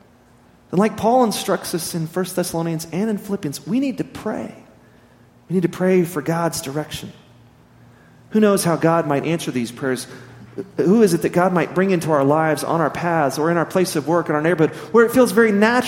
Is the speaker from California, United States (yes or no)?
no; Midland, Texas, United States; now in Amarillo, United States; growing up in West Texas, in Midland, and now being back here in Amarillo